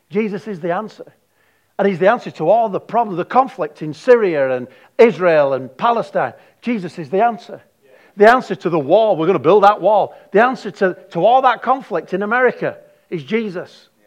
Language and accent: English; Darwin, Northern Territory, Australia; I didn't come from heaven, I come from Darwin.